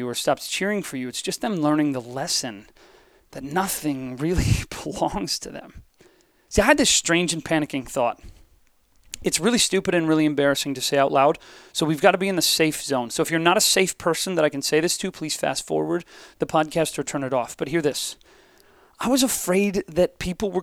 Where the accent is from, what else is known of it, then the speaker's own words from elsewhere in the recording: Ohio, United States; I am from Ohio